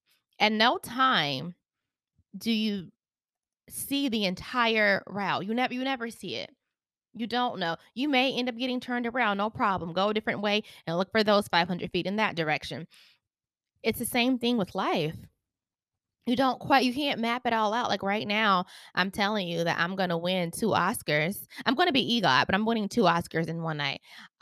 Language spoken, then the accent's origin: English; Charlotte, North Carolina, United States; I am from Charlotte, North Carolina.